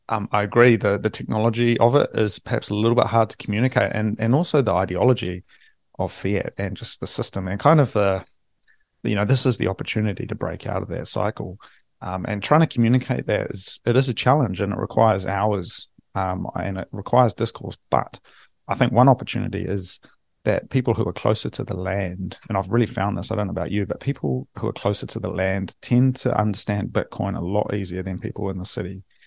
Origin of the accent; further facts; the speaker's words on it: Hawke's Bay, New Zealand; where I grew up in Hawke's Bay, and you know, it's a very Maori area.